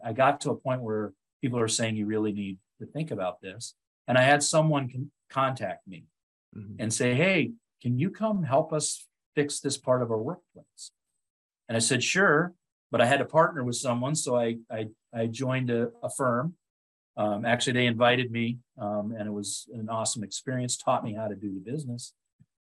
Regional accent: Otego, New York, United States; moved away as an adult; also born or lived in Washington State; my hometown of Otigo, New York

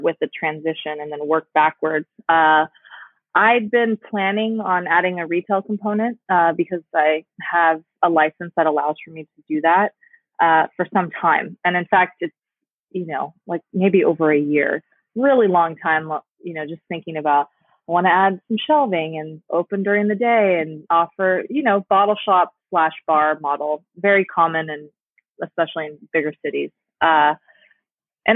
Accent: Palm Springs, California, United States; my hometown in Palm Springs

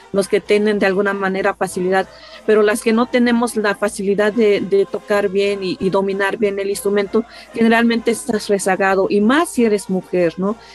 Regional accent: Tlahuitoltepec, Oaxaca, Mexico; originaria de Tlaltoltepec

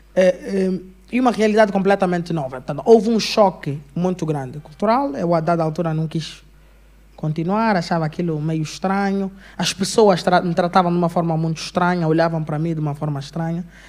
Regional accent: Angola

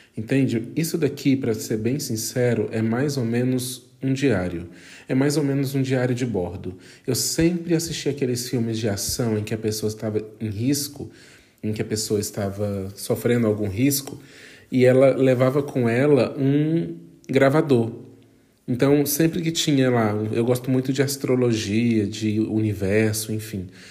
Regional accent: Brazil; fora do meu país de origem, que é o Brasil

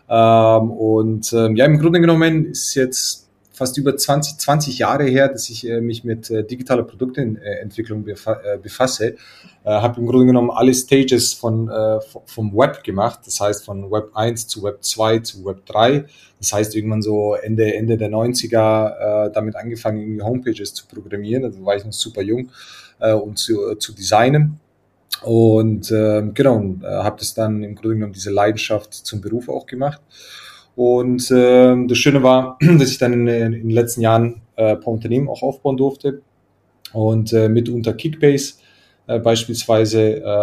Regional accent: Croatia; now in Munich, Germany; Äh, ich komme ursprünglich, komme ich eigentlich aus Kroatien.

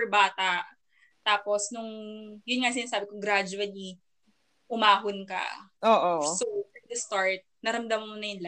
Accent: Philippines; as a Filipino, 'di ba?

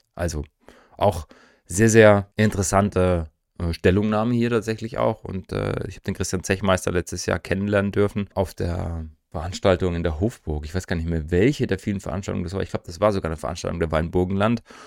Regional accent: East Germany, Germany; für mich jetzt als Ostdeutscher

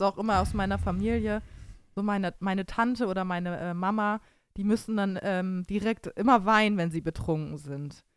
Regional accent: Bremen, Germany; now in Cologne, Germany; ich als gebürtige Bremerin

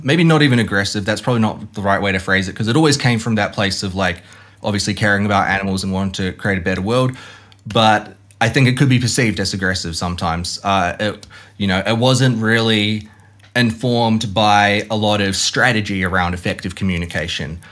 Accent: Hamilton, Waikato, New Zealand; I grew up in Hamilton, which is like dairy farming capital of New Zealand

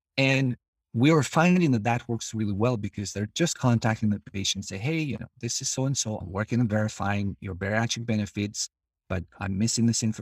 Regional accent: Albania; moved away as an adult; now in United States; I'm originally from Albania. I came to the United States as a student in nineteen ninety-nine

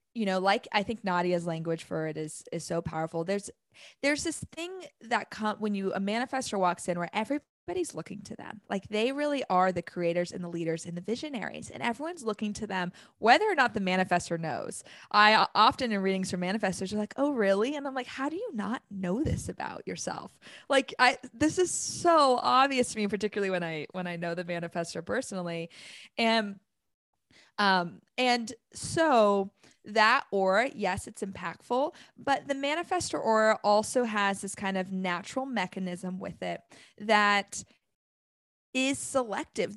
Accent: Arizona, United States; moved away; I'm from Arizona

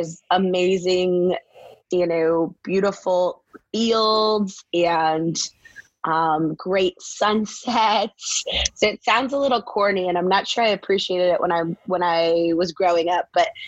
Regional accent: Maryville, Missouri, United States; I grew up in Maryville, Missouri, which is northwest corner of the state. You're an hour from Nebraska, an hour and a half-ish from Kansas City, 20-ish miles from the Iowa border

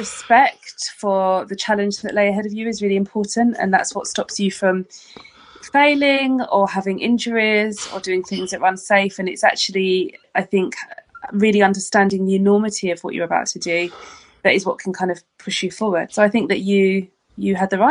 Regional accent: London, United Kingdom; now in Brighton, United Kingdom; I am actually from London originally. I'm from East London, and the secondary school that I attended

